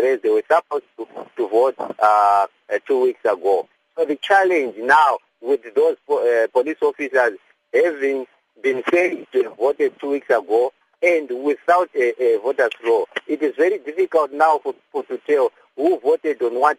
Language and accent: English; Zimbabwe; I was born in Zimbabwe